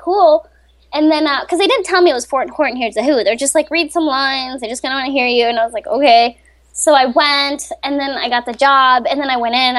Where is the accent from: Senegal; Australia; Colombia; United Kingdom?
Colombia; moved away; also born or lived in Rochester, Minnesota, United States / Florida, United States; I grew up in Colombia, South America, and my mom got a job. Her job brought her to Minnesota. I grew up. Half my life, I spent it in Rochester